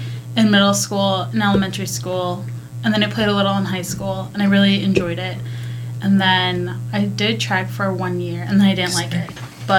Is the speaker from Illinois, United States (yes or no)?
yes; Belvidere, Illinois, United States; I'm from a town called Belvedere.